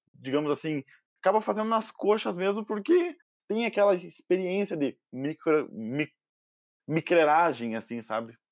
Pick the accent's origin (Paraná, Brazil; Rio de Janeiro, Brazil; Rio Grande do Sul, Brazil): Paraná, Brazil; Curitiba; sou de Curitiba